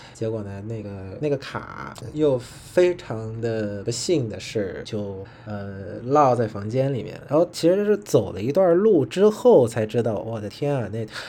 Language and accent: Chinese; Vietnam; Chinese is a second language; also born or lived in China; 我是来自越南